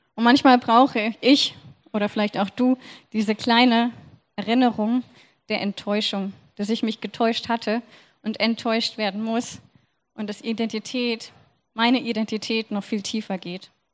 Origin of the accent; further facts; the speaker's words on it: Germany; ich bin Deutsche